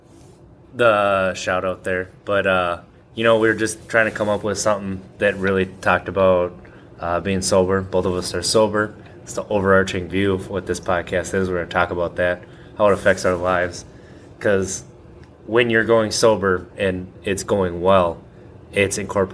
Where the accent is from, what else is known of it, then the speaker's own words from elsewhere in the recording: Wisconsin, United States; I grew up in Wisconsin